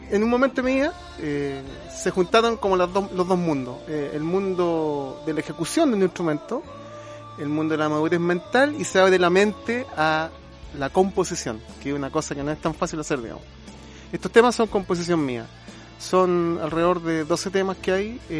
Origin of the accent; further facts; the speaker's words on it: Casablanca, Valparaíso, Chile; Somos de allá